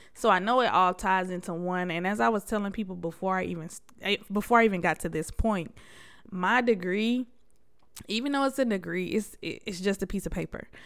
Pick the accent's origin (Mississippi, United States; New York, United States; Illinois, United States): New York, United States; Buffalo; I was born in Buffalo, New York.